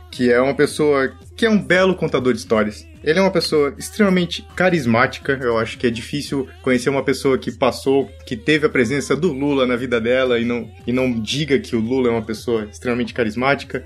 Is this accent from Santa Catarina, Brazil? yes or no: yes; Santa Catarina, Brazil; eu venho de uma cidade pequena do interior de Santa Catarina.